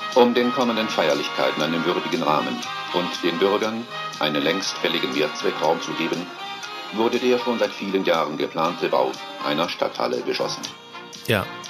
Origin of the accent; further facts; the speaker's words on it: Cologne, North Rhine-Westphalia, Germany; ich komme aus Köln